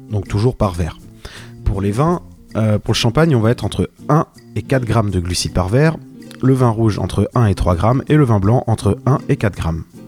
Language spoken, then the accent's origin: French; Brittany, France; cette fierté locale, puisque je suis breton